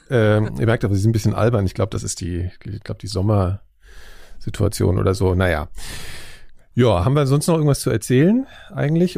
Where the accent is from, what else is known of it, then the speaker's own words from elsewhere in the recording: Frankfurt am Main, Hesse, Germany; moved away; in meiner Heimatstadt äh, Frankfurt am Main